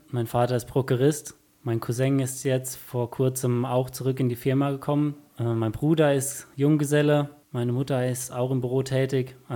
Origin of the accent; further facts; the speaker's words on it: Herschbach, Rhineland-Palatinate, Germany; Ich komme aus Herschbach, bin Zimmerer